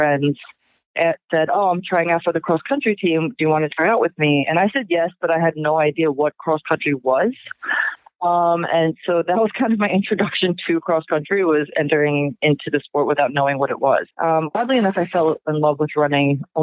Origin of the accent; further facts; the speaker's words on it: Long Island, New York, United States; I grew up on Long Island